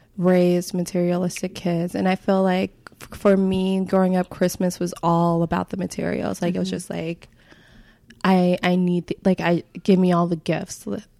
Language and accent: English; Midwest, United States; since growing up in the Midwest, and then we had like white winters, everything seemed super normal that I would see on TV.